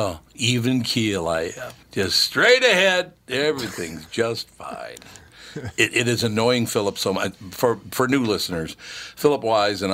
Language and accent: English; California, United States; as a Californian, I'm a minority